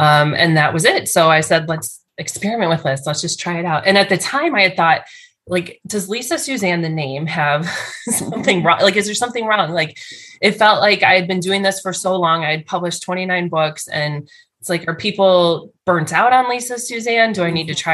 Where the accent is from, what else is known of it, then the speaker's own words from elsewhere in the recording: Chicago, Illinois, United States; I was from Chicago